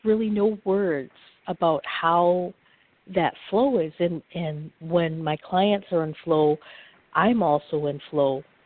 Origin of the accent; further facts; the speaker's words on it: Upper Michigan, United States; I'm from Upper Michigan